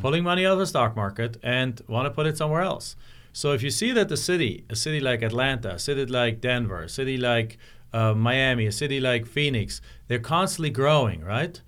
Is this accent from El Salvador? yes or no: no; Germany; moved away as an adult; my hometown in Germany